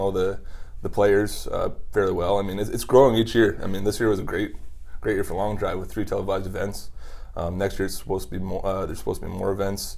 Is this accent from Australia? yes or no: no; Canada; also born or lived in Ottawa, Ontario; as a Canadian